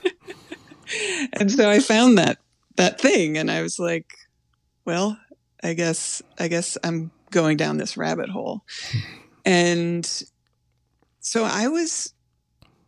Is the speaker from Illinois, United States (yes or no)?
no; Indiana, United States; moved away as an adult; also born or lived in North Carolina; I moved from Indiana to North Carolina to go to college.